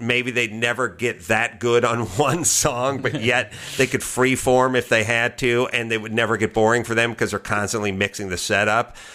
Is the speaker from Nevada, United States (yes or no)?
no; Los Angeles, California, United States; I'm from L